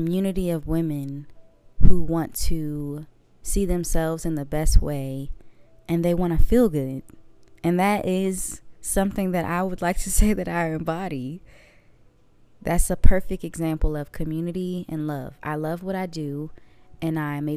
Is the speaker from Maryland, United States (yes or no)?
yes; Waldorf, Maryland, United States; moved away as an adult; now in Mississippi, United States; I am from Maryland. Waldorf, Maryland, to be exact. But I am from the DMV.